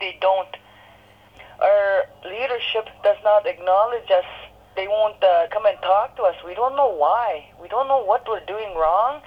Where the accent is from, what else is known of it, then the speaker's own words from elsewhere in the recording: Saugeen First Nation, northwestern Ontario, Canada; I'm from the Ojibwe Nation of Saugeen Indian Tribe, number 258 from the northwestern Ontario